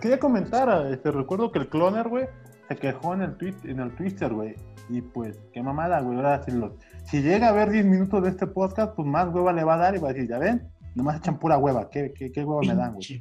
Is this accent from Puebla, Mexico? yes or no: yes; Puebla, Mexico; sí me tocó acá en Puebla